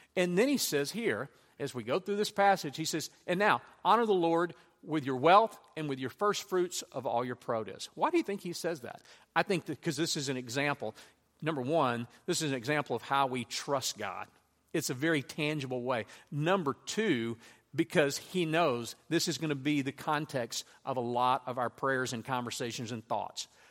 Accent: Louisiana, United States; I grew up in Louisiana

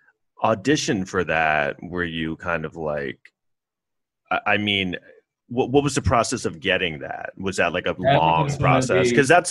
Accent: New York City, New York, United States; I grew up in New York City

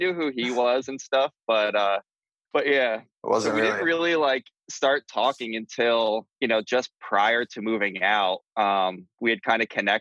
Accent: East Coast, United States; moved away as an adult; also born or lived in New Jersey / Philadelphia; now in California, United States; we're all from the East Coast. We all grew up in like Jersey, Philly, and moved out to California

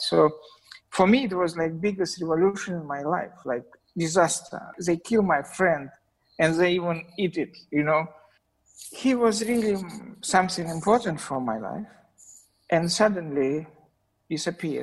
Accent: Saint Petersburg, Russia; English is a second language; I was born in St. Petersburg, but I spent some times in childhood in a small tiny place between Moscow and St. Petersburg.

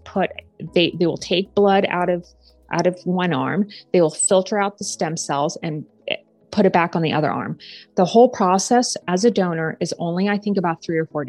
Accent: Japan; now in United States; I'm from Japan

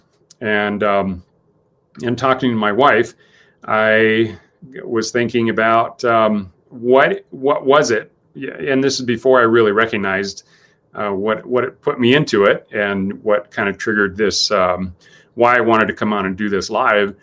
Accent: United States; as an American

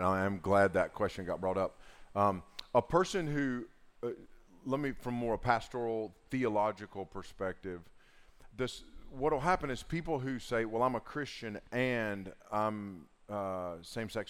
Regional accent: Southern Appalachia, United States; accent: Southern Appalachian; my Southern Appalachian enunciation

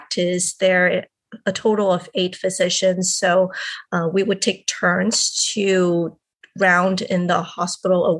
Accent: Hong Kong; I am originally from Hong Kong and I grew up there.

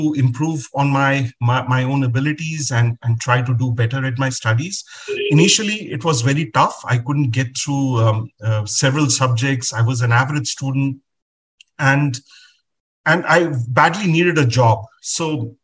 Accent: Agra, Uttar Pradesh, India; I was born and brought up in Agra, city of the Taj Mahal

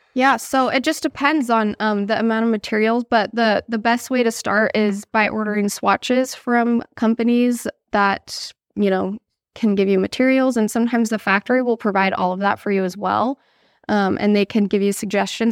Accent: California, United States; I grew up in California

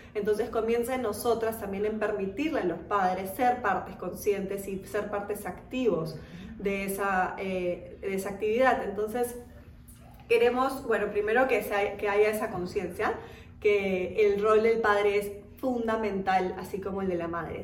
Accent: Germany; now in Peru; yo misma nací en Alemania

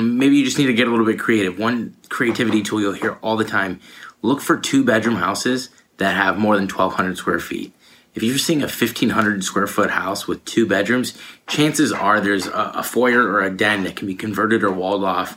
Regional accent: Allen Park, Michigan, United States; I'm from Allen Park, Michigan, which is about 20 minutes away from Detroit.

